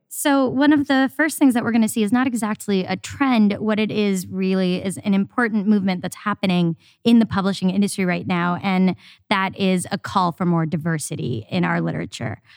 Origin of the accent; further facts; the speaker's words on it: the South, United States; awkward Indian kid growing up in the South